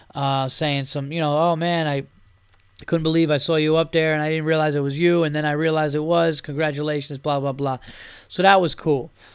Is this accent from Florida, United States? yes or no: no; New York, United States; I'm from New York